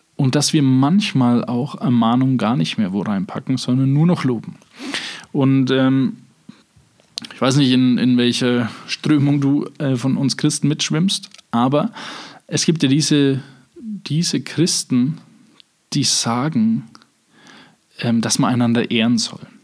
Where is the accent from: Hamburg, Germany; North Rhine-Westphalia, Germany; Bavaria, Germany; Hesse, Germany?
Bavaria, Germany; Franconia; ich bin auch ein Franke